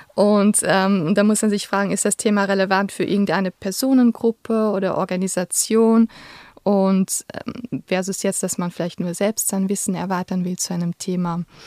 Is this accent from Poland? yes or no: no; Luxembourg; moved away as an adult; also born or lived in Vienna, Austria; now in Switzerland; ich komme ursprünglich aus Luxemburg und habe in Wien Soziologie studiert und bin vor zwölf Jahren in die Schweiz gekommen